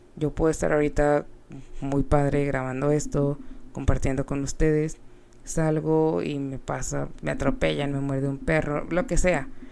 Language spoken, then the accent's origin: Spanish; Mexico; siendo mexicanos, eh, somos personas muy, pues más cálidas